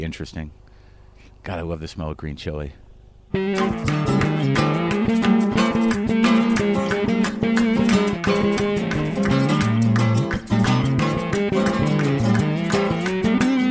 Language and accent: English; New Mexico, United States; moved away; my road trip through New Mexico, my home state